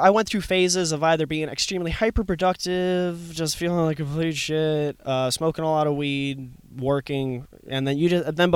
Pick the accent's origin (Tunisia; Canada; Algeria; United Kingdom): Canada; now in Youghal, Ireland; I'm Canadian. I have to be.